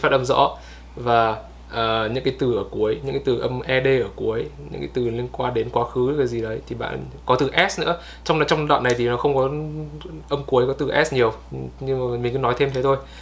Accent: Vietnam; mình là người Việt

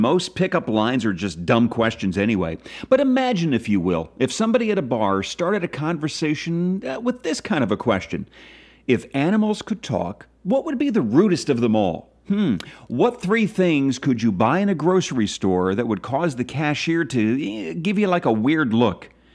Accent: Philadelphia, Pennsylvania, United States; my hometown, Philadelphia

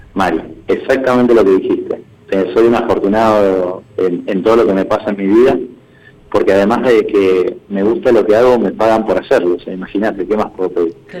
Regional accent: Mendoza, Argentina; como bien mendocino que soy, de pura cepa

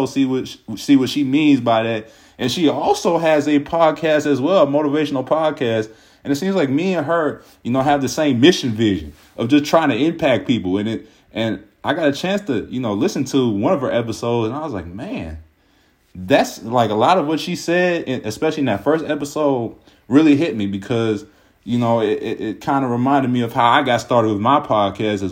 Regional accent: Cincinnati, Ohio, United States; now in Kent, United States; we're originally from Cincinnati

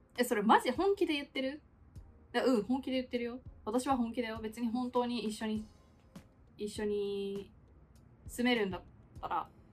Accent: Japan; first language Japanese; moved away as an adult; also born or lived in Australia

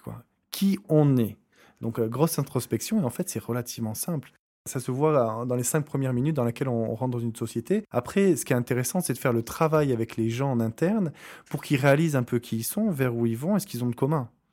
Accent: Bordeaux, Nouvelle-Aquitaine, France; moved away; also born or lived in Arcachon; je suis français, j'ai grandi euh, à Bordeaux, entre Bordeaux et Arcachon

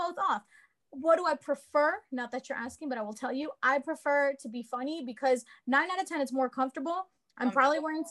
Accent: Burbank, California, United States; when I was growing up in Burbank, like in California

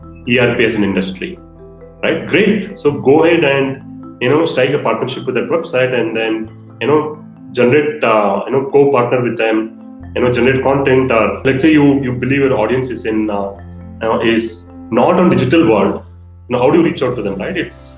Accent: India; as Indian marketers

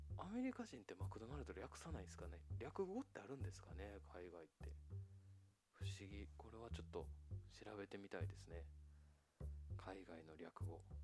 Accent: Japan; 日本で生まれ育ったのでね

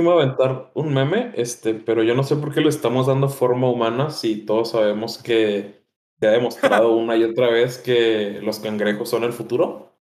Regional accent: Mexico; pues de México.

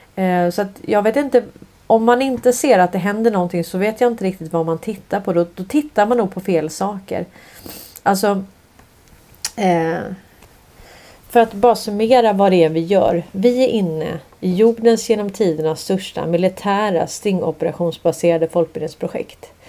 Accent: Sweden; vi kommer från Sverige

